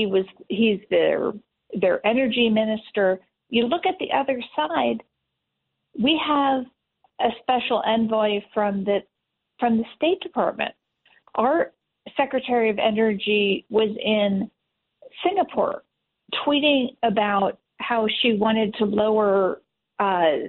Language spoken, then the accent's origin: English; Pennsylvania, United States; I'm from Pennsylvania